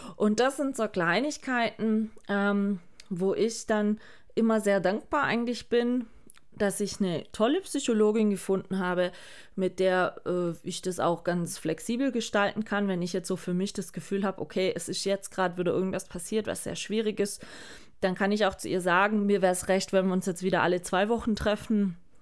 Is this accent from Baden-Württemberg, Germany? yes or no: yes; Baden-Württemberg, Germany; Bei uns in Baden-Württemberg